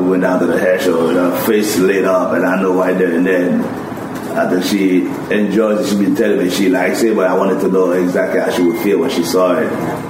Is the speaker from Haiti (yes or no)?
yes; Haiti; also born or lived in New York City, United States / Waltham, Massachusetts, United States; now in Portsmouth, United States; even starting in Haiti, I started cutting hair down there.